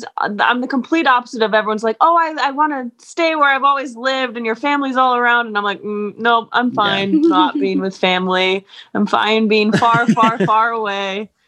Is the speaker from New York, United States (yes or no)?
yes; New York, United States; moved away as an adult; also born or lived in Utah / the West; So I'm originally from New York, stayed here up until I was 21, joined the church right before I turned 21, against my will, moved to Utah, was there for several years